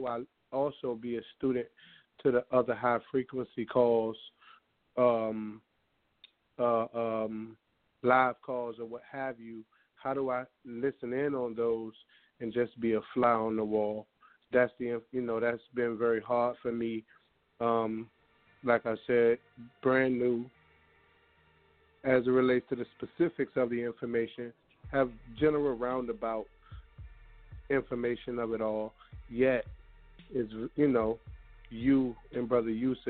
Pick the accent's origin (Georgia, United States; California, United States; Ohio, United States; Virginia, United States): Virginia, United States; now in Charlotte, United States; I'm from VA